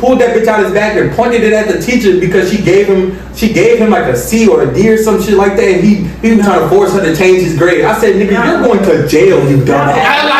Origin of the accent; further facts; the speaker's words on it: Chicago, Illinois, United States; I'm from Chicago